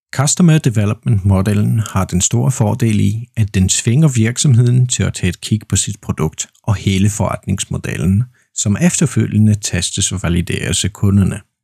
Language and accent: Danish; Poland; Danish is a second language; Jeg er vaskeægte polak, jeg er født og opvokset i Polen, og jeg bor i Poznan